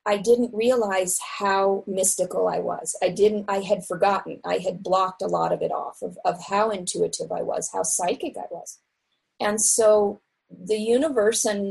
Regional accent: Seattle, Washington, United States; moved away; I grew up in Seattle in a family of professional artists

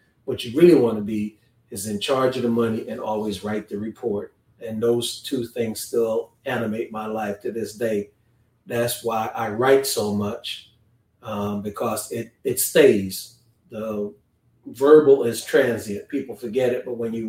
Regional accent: Paterson, New Jersey, United States; moved away as an adult; also born or lived in Kingston, Jamaica / Houston, Texas; I was actually born in Kingston, Jamaica. Most people don't know I'm a naturalized citizen. And I came here in 1970, actually to New Jersey. And so I grew up in New Jersey, went to public school in New Jersey, public school number 15.

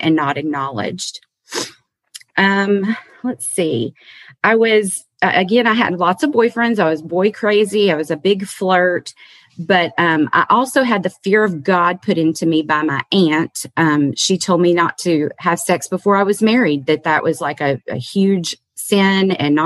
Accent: Kentucky, United States; also born or lived in Massachusetts; I was born in Massachusetts. I've got a mom, a dad, and two older brothers. When I was three, we moved to Kentucky.

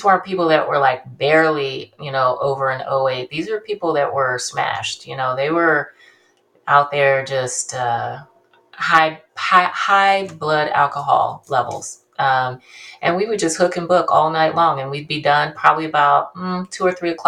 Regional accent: Bakersfield, California, United States; also born or lived in Ontario, California / Ventura, California / Hayward, California; I'm from Bakersfield, which is Central California

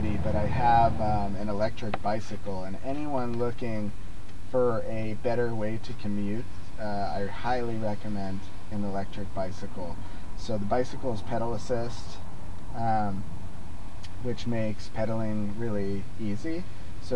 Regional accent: Rio Rancho, New Mexico, United States; moved away; also born or lived in Vancouver; my hometown of Rio Rancho, New Mexico

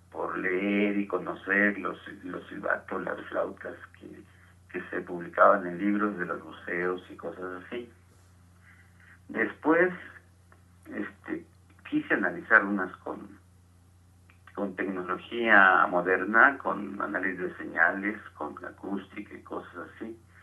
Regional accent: Tequila, Jalisco, Mexico; moved away as an adult; also born or lived in Guadalajara / England; now in Mexico City, Mexico; Nosotros jugábamos en mi pueblo, hay un pueblo de Jalisco que se llama Tequila.

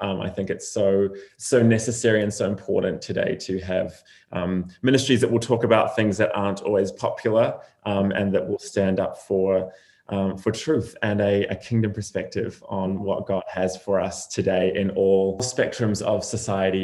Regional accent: New Zealand; moved away as an adult; also born or lived in Redding, California; I was born and raised in New Zealand

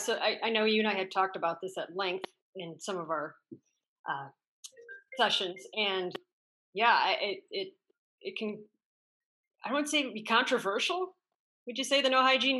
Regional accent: Michigan, United States; Oh, yeah. I grew up in Michigan in Midwest, obviously.

